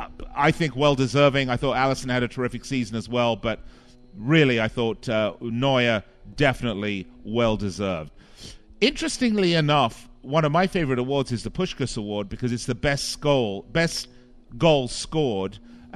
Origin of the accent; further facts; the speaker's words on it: Las Vegas, Nevada, United States; the casinos here in my hometown of Las Vegas.